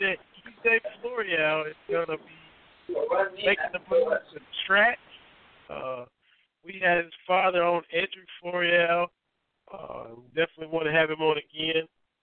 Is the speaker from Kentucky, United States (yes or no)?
yes; Harlan, Kentucky, United States; moved away as an adult; sports editor of my hometown paper, the Harlan Daily Enterprise